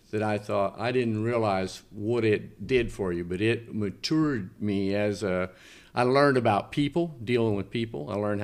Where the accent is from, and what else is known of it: Mount Vernon, Indiana, United States; born or raised there; moved away as an adult